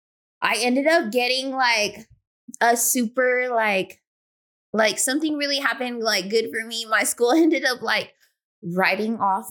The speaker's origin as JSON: {"language": "English", "town": "Riverside", "region": "California", "country": "United States", "said": "I'm from Riverside, California, and I'm a nail tech."}